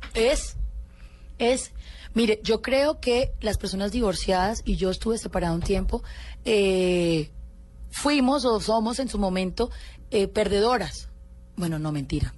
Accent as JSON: {"language": "Spanish", "country": "Colombia", "said": "yo soy una colombiana común y corriente"}